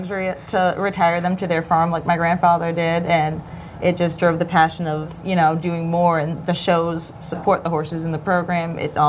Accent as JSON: {"language": "English", "area": "New England", "region": "Massachusetts", "country": "United States", "tie": "born or raised there", "moved": "as an adult", "lives_now": "Florida, United States", "said": "what I was used to growing up in New England"}